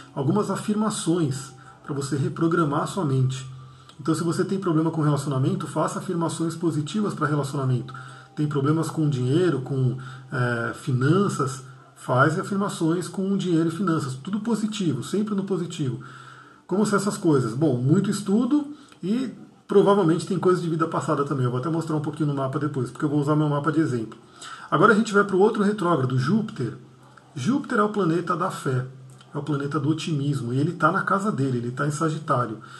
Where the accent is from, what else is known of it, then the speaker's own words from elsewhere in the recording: Brazil; minha origem de nascimento, eu nasci no Brasil, mas sou descendente de libaneses